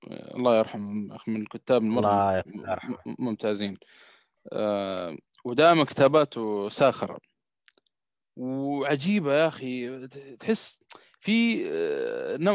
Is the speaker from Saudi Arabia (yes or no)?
yes; Saudi Arabia